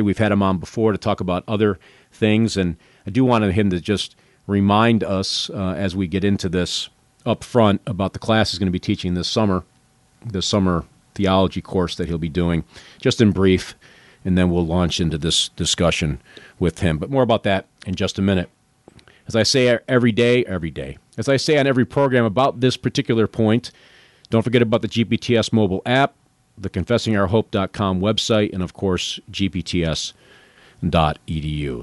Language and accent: English; the North, United States; moved away; I grew up in the North